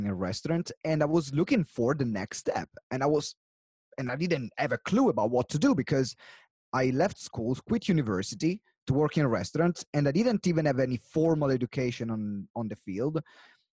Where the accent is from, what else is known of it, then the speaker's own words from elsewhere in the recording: Maranello, Emilia-Romagna, Italy; now in England; my origin, I come from Italy, and in particular, the city where I come from is Maranello, which is close to Modena and Bologna, center north of Italy